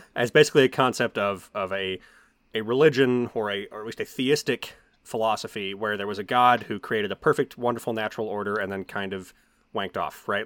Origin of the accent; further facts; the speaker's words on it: United States; as somebody who is a American and grew up in a primarily evangelical, uh, environment